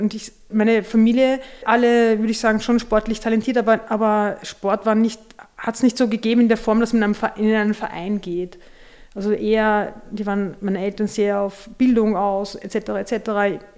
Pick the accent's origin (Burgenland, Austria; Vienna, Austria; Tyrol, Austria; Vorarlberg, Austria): Vienna, Austria; wir sind in der Nähe des Augarten aufgewachsen